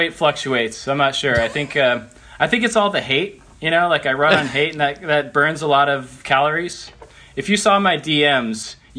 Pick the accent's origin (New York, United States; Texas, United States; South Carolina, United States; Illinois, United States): Texas, United States; Austin; also born or lived in Northern California; I grew up skating in Austin, Texas, but I spent pretty much every summer in California because I had family there.